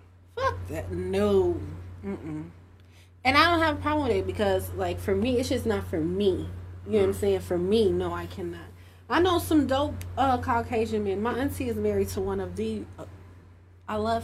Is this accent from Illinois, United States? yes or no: yes; Chicago, Illinois, United States; I grew up in Humble Park. Like, so I grew up in Humble Park, Logan Square